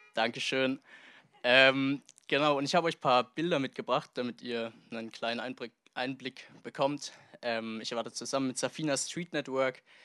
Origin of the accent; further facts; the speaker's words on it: Germany; also born or lived in Tanzania; hier in meine alte Heimat Deutschland zurückgekommen bin